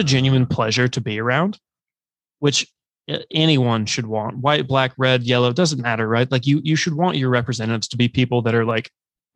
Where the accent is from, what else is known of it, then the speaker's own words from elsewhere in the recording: South Carolina, United States; my home state, South Carolina